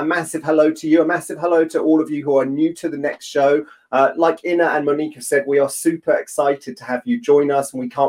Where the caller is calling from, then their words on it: London, United Kingdom; I'm joining from London, from South London, lockdown London.